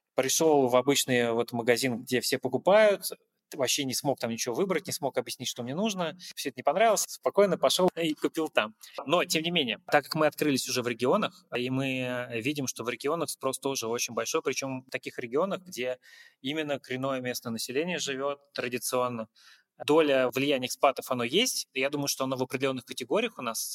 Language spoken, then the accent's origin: Russian; Russia; moved away as an adult; now in Uzbekistan; как россиянин, приехавший сюда